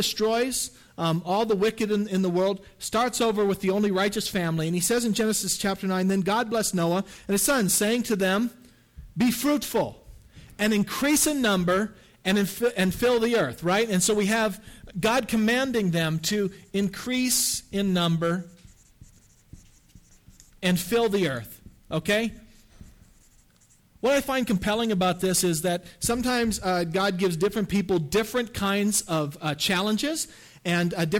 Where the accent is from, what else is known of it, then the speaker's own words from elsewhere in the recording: the Maritimes, Canada; I'm from the Maritimes in Canada, so this is my ancestry